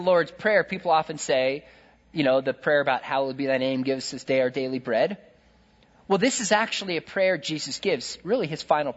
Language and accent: English; California, United States; I'm from California